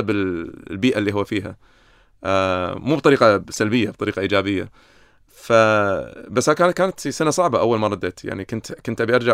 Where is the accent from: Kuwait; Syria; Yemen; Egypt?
Kuwait; فييتي على الكويت لما كان عمري 14 كانت غريبه يعني مع انا كويتي بس كانت دوله غريبه علي